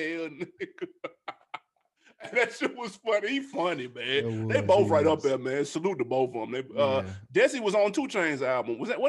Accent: Pompano Beach, Florida, United States; Pompano Beach.

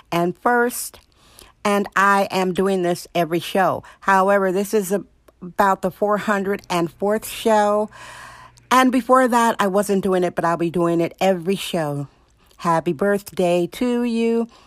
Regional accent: Wisconsin, United States; now in San Francisco, United States; Wisconsin, my home state

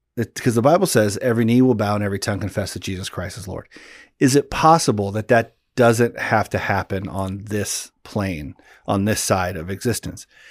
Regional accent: Pacific Northwest, United States; growing up in the Pacific Northwest

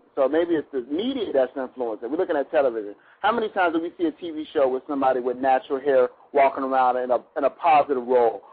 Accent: New London, Connecticut, United States; I'm from New London, Connecticut

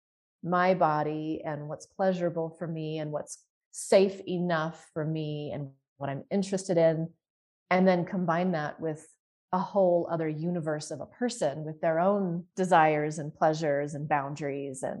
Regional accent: Utah, United States; So I did most of my growing up in Utah

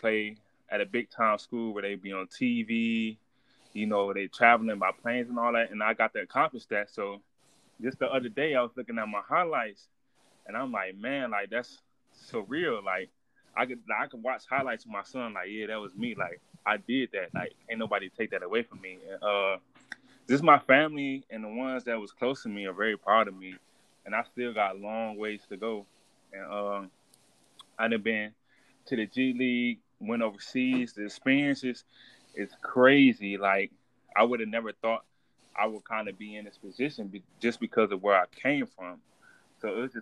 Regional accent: Cleveland, Ohio, United States; moved away as an adult; also born or lived in Memphis; I'm from Cleveland, Ohio. I grew up what you call the hood, man.

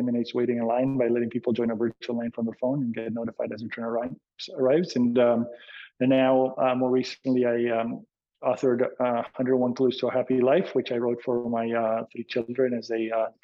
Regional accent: Argentina; moved away as an adult; also born or lived in Boston; now in California, United States; I was born and raised in Argentina

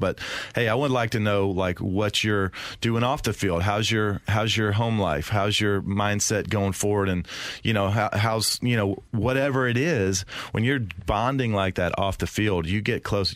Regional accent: the South, United States; I'm from the South

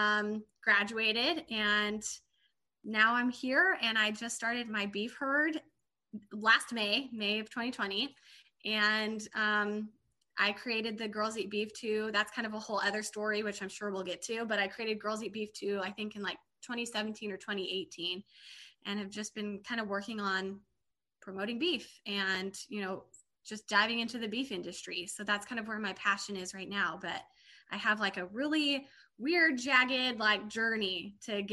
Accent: Tulare, California, United States; also born or lived in Hilmar, California / Alabama; I'm from Central California. I'm from the lower Central Valley, but I currently live in the northern part of the Central Valley now.

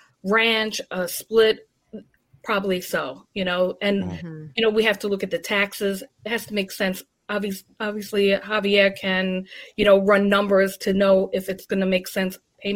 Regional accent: Smithtown, New York, United States; That's my hometown.

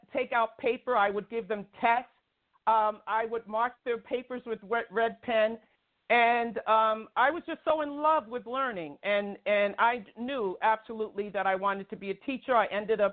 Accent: New York City, New York, United States; also born or lived in Long Island; I grew up in New York City and Brooklyn

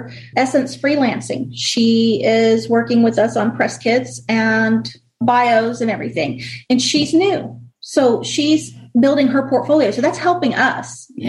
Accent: Florida, United States; moved away; I'm from Florida.

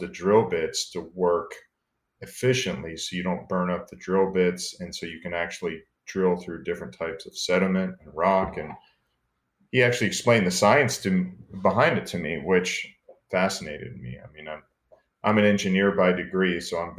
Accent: Space Coast, Florida, United States; also born or lived in McAllen, Texas; My entire childhood was really growing up on the Space Coast

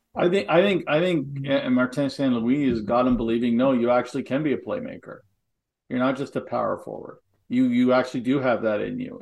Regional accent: Halifax, Nova Scotia, Canada; we grew up in the East Coast, uh, Nova Scotia and Halifax

